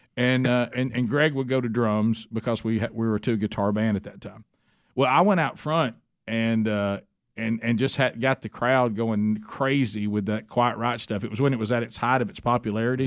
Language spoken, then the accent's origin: English; Oxford, Alabama, United States; where we grew up in Oxford, Alabama